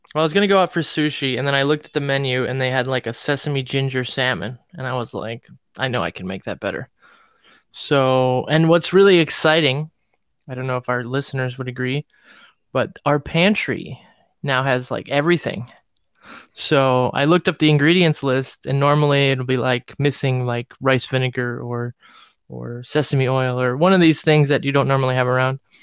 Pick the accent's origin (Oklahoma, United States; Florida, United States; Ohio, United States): Ohio, United States; Cleveland; moved away; it was in my hometown